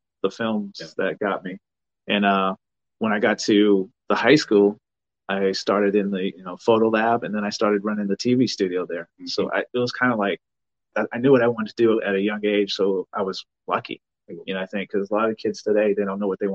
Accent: New Bedford, Massachusetts, United States; moved away as an adult; also born or lived in Los Angeles, California; when I was growing up in New Bedford, I mean, I grew up in a single parent house, project.

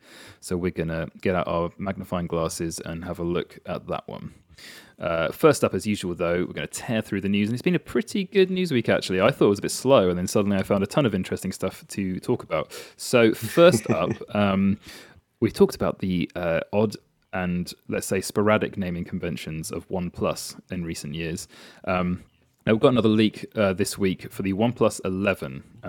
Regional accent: United Kingdom; As is tradition, we're British, so we will complain about the weather.

